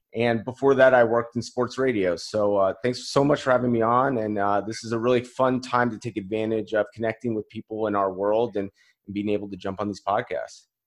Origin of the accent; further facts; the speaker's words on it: Colorado, United States; moved away as an adult; also born or lived in Kansas; I grew up in, in Colorado